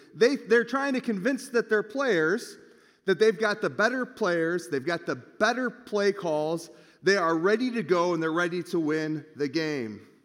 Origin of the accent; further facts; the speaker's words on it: Michigan, United States; moved away; I'm from Michigan